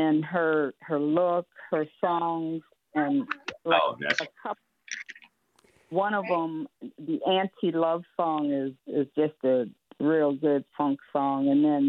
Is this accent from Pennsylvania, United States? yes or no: yes; Pittsburgh, Pennsylvania, United States; now in Oakland, United States; out of my hometown of Pittsburgh, Pennsylvania.